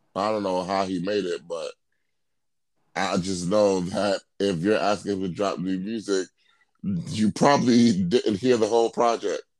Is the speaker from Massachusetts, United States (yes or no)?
no; New York, United States; we we from New York.